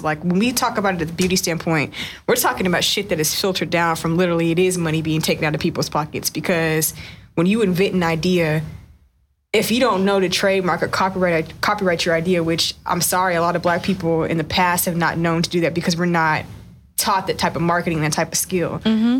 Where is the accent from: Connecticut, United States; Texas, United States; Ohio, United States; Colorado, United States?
Texas, United States; West; I grew up in West Texas in a town of like 100,000 people